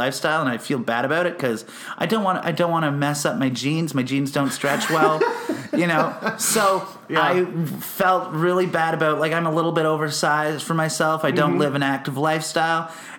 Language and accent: English; Fitzroy Harbour, Ontario, Canada; moved away as an adult; also born or lived in Ottawa; now in Manitoba, Canada; I grew up in a little town called Fitzroy Harbor.